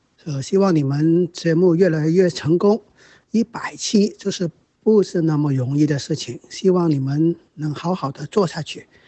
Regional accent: Hong Kong; moved away as an adult; now in Guangdong, China; 呃，因为工作原因，我现在在广东省这儿

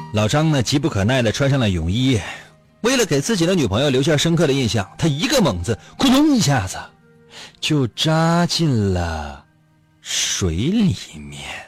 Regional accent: Northeast China, China; 在我们东北现在还零下呢

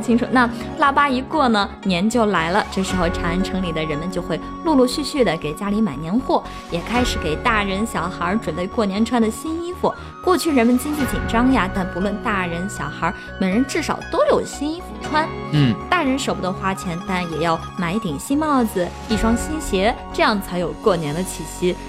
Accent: Shaanxi, China; 我们陕西人

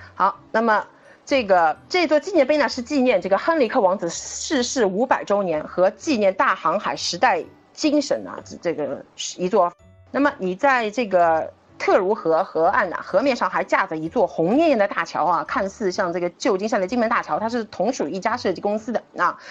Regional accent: Shanghai, China; 我们上海人

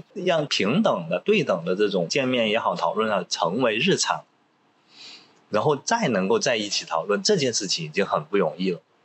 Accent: Pearl River Delta, Guangdong, China; Chinese is a second language; 我自己就是珠三角成长，而且我到了大学，我普通话都说不好，因为在广东念书，你一出学校就说粤语

